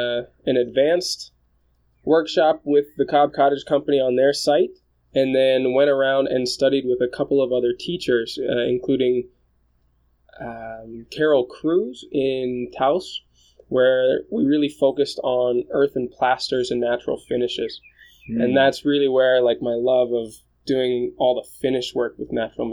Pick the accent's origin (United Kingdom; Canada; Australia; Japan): Japan; born there; moved away; I was born in Japan. My family and I moved around about 9 times before I took off on my own